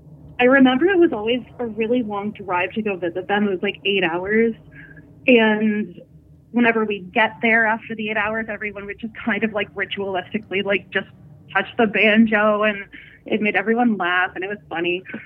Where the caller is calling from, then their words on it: Northern Ontario, Canada; I'm calling from Northern Ontario.